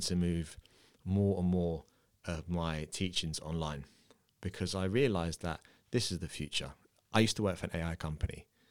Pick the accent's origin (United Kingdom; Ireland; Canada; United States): United Kingdom; London; moved away; I'm from the U K, I'm from London